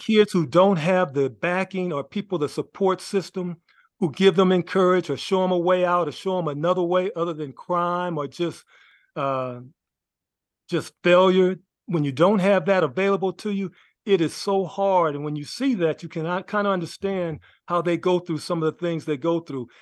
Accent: Los Angeles, California, United States; I grew up in Los Angeles, California, went to Washington High School

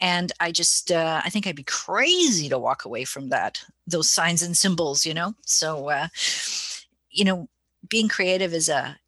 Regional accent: Winnipeg, Manitoba, Canada; I'm sitting up here in little old Winnipeg, Canada, the belly button of North America, making this documentary film. I was commissioned by our local provincial broadcaster, MTS, to do this project. And that was kind of a kick for me, you know, to receive funding from like a recognized broadcaster to make a film about the pagan community in my hometown

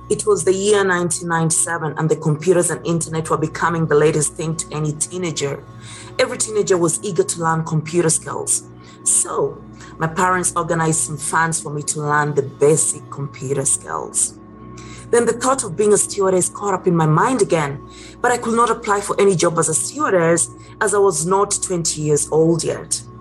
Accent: Kenya; Growing up in Kenya, East Africa, with the mother was a teacher and the dad was a sales and marketing agent, I had to have good grades in school.

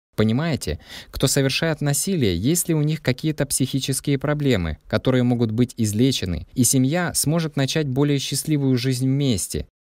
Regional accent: Saudi Arabia; now in Mullingar, Ireland; Я родом из Саудовской Аравии

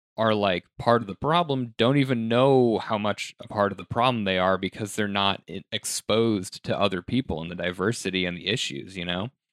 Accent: Colorado, United States; my hometown in Colorado is very predominantly white

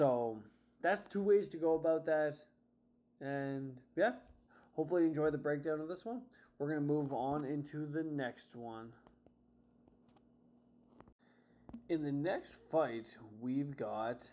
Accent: Canada; I'm Canadian

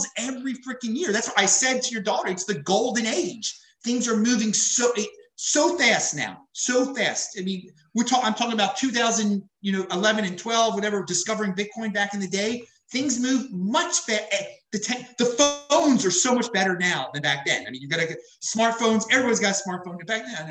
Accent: Baltimore, Maryland, United States; moved away as an adult; also born or lived in St. Louis, Missouri; I'm from Baltimore, Maryland, originally

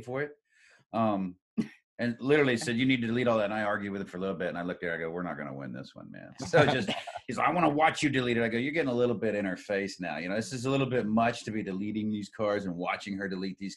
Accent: Columbus, Indiana, United States; I grew up in Columbus, Indiana

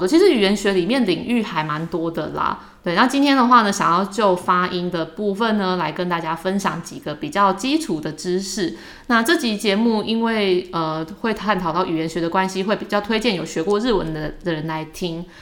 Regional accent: Taiwan; accent: Taiwanese accent (in English); 我们在学英文的时候也是难免有一些台湾腔啦

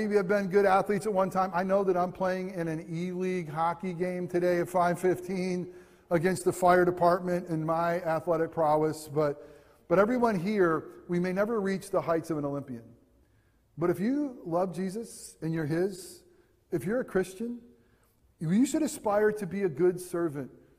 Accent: United States; as an American

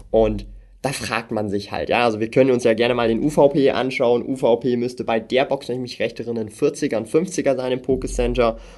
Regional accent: Switzerland; wenn wir in einen Coop oder ein Mikro gehen hier in der Schweiz, ja. Ich komme halt aus der Schweiz, darum, ich gebe euch ein Schweizer Beispiel.

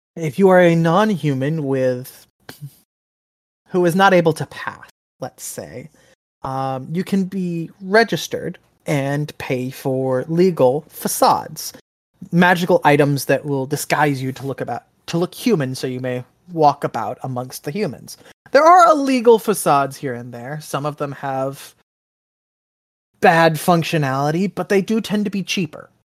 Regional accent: Texas, United States; my home state of Texas

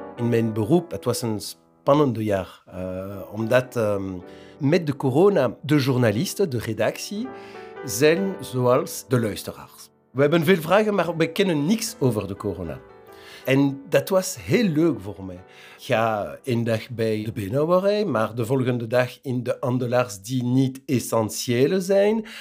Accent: Wezenbeek-Oppem, Flanders, Belgium; moved away as an adult; now in Kraainem, Belgium; ik kom van Wezenbeek, maar ik woon in Krijnem sinds 2004. Ik woonde in wezenbeek eh, sinds 1979

